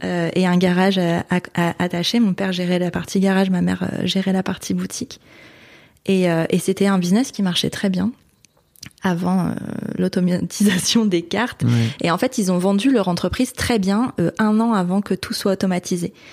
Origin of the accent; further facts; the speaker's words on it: Hauts-de-France, France; also born or lived in Canada; now in Lille, France; Je viens de la Vénois donc qui est dans une petite bourgade du nord. Ça reste dans les Hauts-de-France, hein, ça reste dans le nord